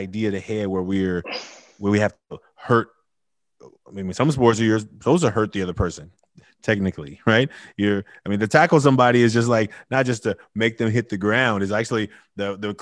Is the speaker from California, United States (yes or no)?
yes; Oakland, California, United States; also born or lived in India; I grew up in Oakland